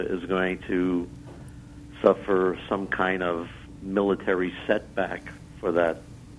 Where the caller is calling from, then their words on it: Dallas, Pennsylvania, United States; Hi, I'm calling from Dallas, Pennsylvania.